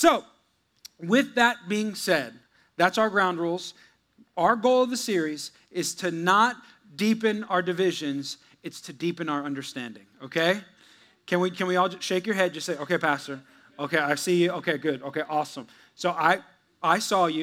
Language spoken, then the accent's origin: English; United States; also born or lived in Texas; we're American